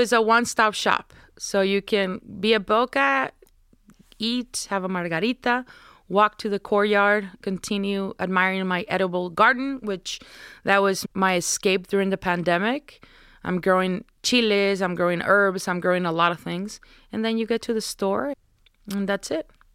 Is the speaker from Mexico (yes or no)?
yes; Navojoa, Sonora, Mexico; now in Tucson, United States; I'm from Navojoa, Sonora, which is the last city of the state of Sonora. I grew up watching the Jadokero.